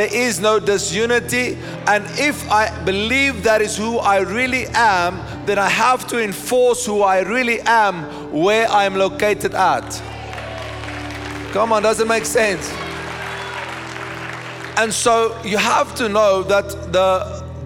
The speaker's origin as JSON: {"language": "English", "country": "South Africa", "said": "my ID book tells me that I am a citizen of, South Africa"}